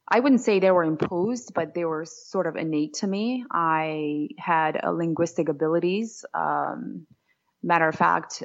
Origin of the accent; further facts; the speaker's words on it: Georgia; English is a second language; moved away; late 90s when I moved to New York City from Georgia, but it was absolutely a part of Soviet Union.